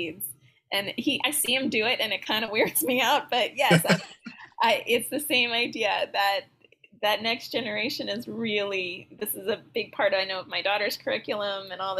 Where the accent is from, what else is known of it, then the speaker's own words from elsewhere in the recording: California, United States; I'm from California